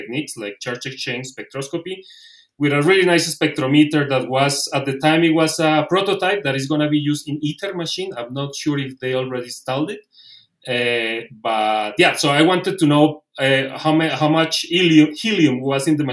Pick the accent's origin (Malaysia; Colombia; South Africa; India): Colombia; moved away as an adult; also born or lived in Italy / Belgium / Spain / Netherlands; I'm originally from Colombia. Then I moved to Italy